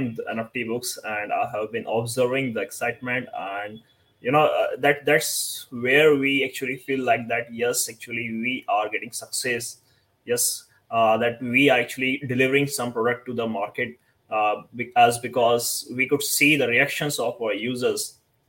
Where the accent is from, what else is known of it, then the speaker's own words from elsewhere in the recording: India; I'm from India